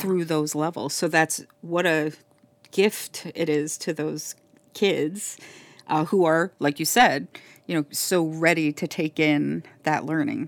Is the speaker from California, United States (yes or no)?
no; Miami, Florida, United States; And then I say, "Florida,"